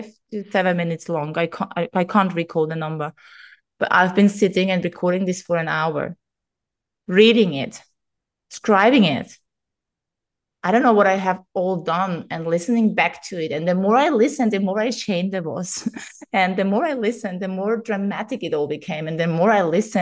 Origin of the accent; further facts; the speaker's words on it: Austria; first language German; English is a second language; moved away as an adult; now in Greece; while I was in my hometown